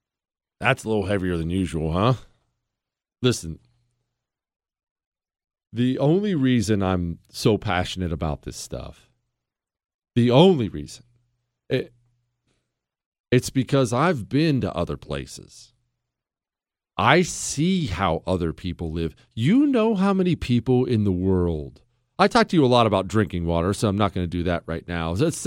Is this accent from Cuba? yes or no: yes; Cuba; born there; moved away; also born or lived in Spain; I was born in Cuba. I ran away from communism